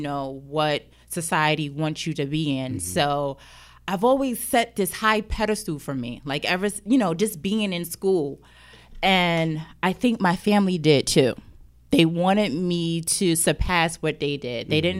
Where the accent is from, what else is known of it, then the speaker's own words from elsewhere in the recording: Jersey City, New Jersey, United States; Growing up, I grew up in Jersey City, mm-hmm. the hood. Let's be real. Yeah. I grew up in the hood.